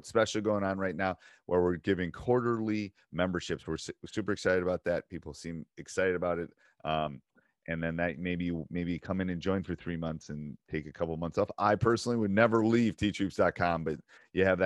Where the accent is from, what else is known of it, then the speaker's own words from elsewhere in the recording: Wisconsin, United States; I'm from Wisconsin where, you know, Bo Ryan and the Bennetts are from